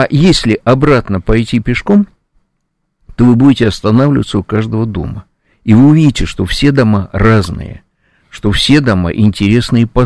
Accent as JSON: {"language": "Russian", "region": "Saint Petersburg", "country": "Russia", "tie": "born or raised there", "said": "вот вышли вы в моем родном городе Ленинграде, Санкт-Петербурге, из Московского вокзала"}